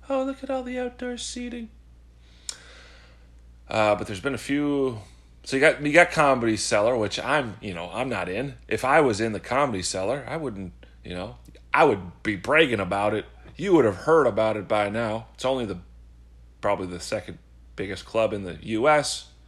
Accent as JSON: {"language": "English", "region": "Midwest", "country": "United States", "lives_now": "New York, United States", "said": "a transplant, some jackass from the Midwest moving to New York. I've lived in New York four years. I'm a New Yorker now."}